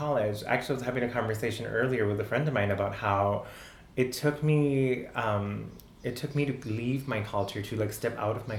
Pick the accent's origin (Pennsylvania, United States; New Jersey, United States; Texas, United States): Texas, United States; El Paso; because I grew up in El Paso, so I learned Texas history, because that was a requirement